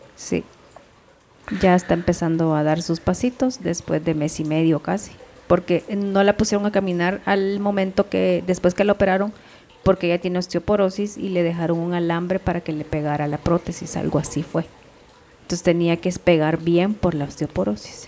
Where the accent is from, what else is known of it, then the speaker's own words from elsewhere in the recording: El Salvador; moved away; es un vecino de mi pueblo